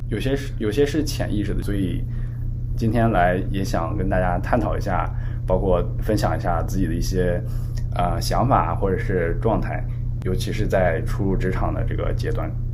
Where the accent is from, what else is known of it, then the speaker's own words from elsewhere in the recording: Chifeng, Inner Mongolia, China; moved away as an adult; also born or lived in Canada; 我来自内蒙赤峰